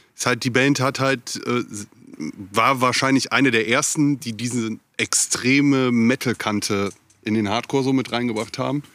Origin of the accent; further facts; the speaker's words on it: Viersen, North Rhine-Westphalia, Germany; also born or lived in Hamburg; now in Ruhr area, Germany; ich komme ursprünglich aus Viersen.